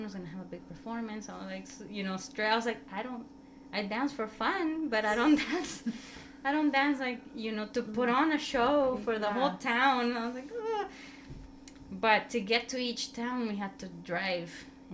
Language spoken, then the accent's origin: English; El Salvador; moved away; I'm from El Salvador